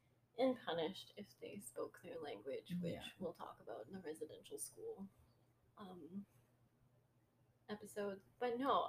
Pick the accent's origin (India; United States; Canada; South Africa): Canada; I grew up in the North End. And so it's got a very high indigenous population there.